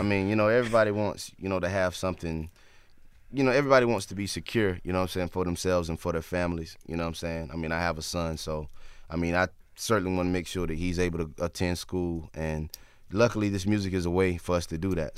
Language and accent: English; North Carolina, United States